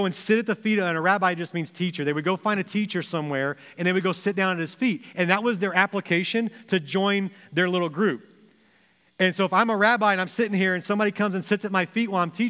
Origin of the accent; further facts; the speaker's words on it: Texas, United States; moved away as an adult; also born or lived in Springfield, Missouri; now in Ohio, United States; when I was growing up in Texas in middle school